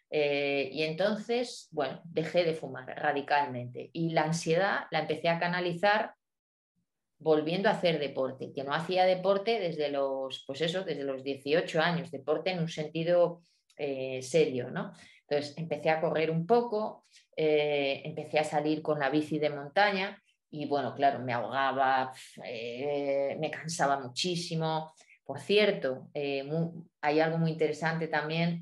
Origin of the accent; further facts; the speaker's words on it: La Valcueva, Castile and León, Spain; moved away as an adult; also born or lived in Madrid; now in León, Spain; nací en la montaña central de, León, en la Valcueva